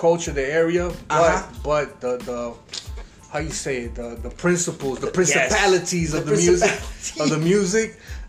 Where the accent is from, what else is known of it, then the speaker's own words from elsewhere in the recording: Miami, Florida, United States; also born or lived in Nicaragua; I'm a Southern boy. I'm born and raised in Miami